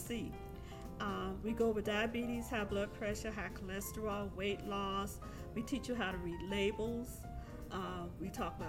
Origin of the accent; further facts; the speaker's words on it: Orlando, Florida, United States; I was born and raised in Orlando